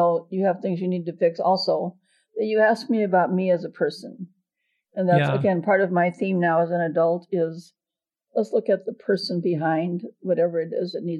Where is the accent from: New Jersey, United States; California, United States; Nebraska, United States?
Nebraska, United States; Omaha; From Omaha, from St. Albert's Parish in Omaha.